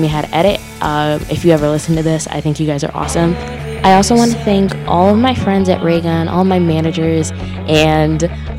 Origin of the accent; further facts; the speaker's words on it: Aurora, Illinois, United States; now in Des Moines, United States; my hometown's somewhere very special to me. It's somewhere I don't get to go very often, so I'm recording from my basement in Aurora, Illinois